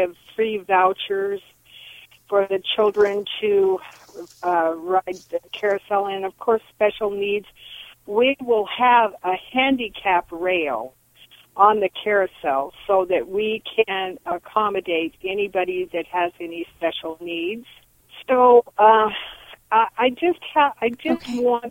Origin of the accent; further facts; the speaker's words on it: Eugene, Oregon, United States; now in Albany, United States; I was born in Eugene. I have been around here all my life in different parts.